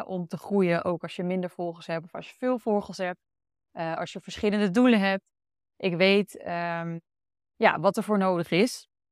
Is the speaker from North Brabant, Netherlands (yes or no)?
no; Almere, Flevoland, Netherlands; moved away as an adult; also born or lived in Amsterdam; now in Utrecht, Netherlands; Ik kom zelf uit Almere